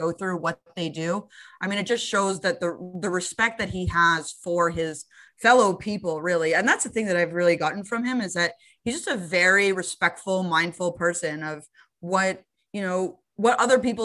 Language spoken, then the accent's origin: English; Canada; as a Canadian